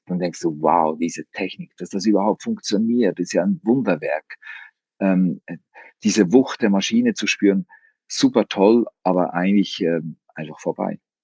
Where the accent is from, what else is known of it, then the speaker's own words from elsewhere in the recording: Switzerland; als Schweizer